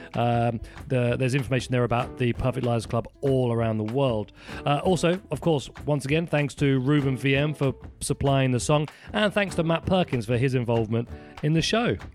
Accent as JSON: {"language": "English", "country": "United Kingdom", "said": "I'm British"}